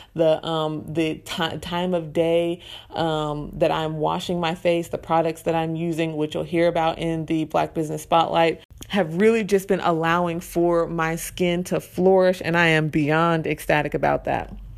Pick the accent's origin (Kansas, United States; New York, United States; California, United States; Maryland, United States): Kansas, United States; Arkansas City; I was born and raised in Arc City, Kansas